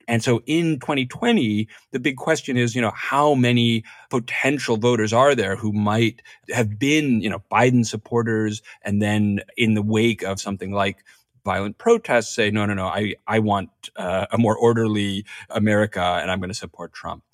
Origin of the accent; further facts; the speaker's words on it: New York, United States; I grew up in New York in the seventies and eighties.